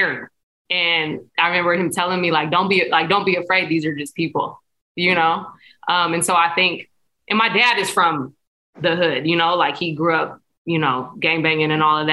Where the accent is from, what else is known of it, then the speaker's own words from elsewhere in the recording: San Diego, California, United States; I'm from Spring Valley, which is like Southeast San Diego